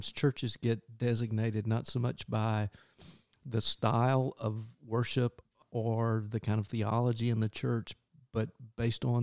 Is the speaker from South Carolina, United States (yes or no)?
yes; Greenville, South Carolina, United States; I grew up in Greenville, South Carolina, yes.